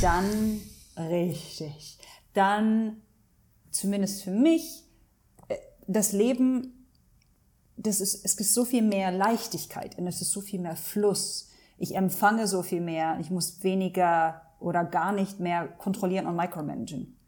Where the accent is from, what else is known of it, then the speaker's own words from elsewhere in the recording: Hanover, Lower Saxony, Germany; moved away as an adult; also born or lived in Langenhagen / Abu Dhabi, United Arab Emirates; now in Dubai, United Arab Emirates; Ich bin in Deutschland geboren, aufgewachsen, sozialisiert worden